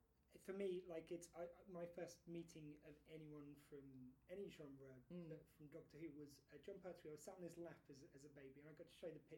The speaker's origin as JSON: {"language": "English", "town": "Southampton", "region": "South East England", "country": "United Kingdom", "tie": "born or raised there", "said": "this is my hometown event, because I'm from Southampton."}